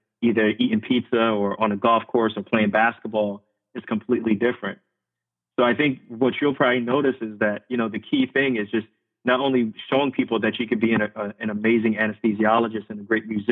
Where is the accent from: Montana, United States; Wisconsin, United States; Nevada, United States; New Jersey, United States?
New Jersey, United States; Irvington; also born or lived in Lefrak City, Queens, New York / central Pennsylvania; I grew up in Queens, New York, and then I grew up in Irvington, New Jersey